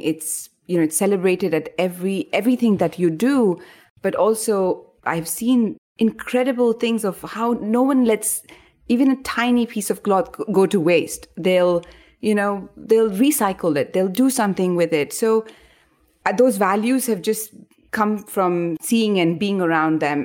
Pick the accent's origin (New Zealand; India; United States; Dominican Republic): India; moved away as an adult; also born or lived in Rajasthan (family origin); now in Bangkok, Thailand; I moved away from India